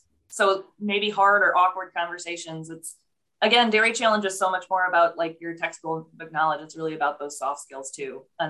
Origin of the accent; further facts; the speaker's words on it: Michigan, United States; My home state did okay.